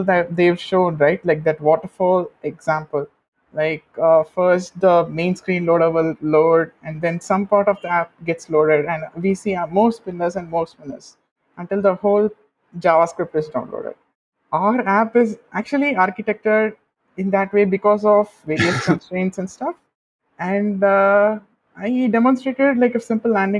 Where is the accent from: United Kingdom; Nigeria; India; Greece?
India; I'm a developer from India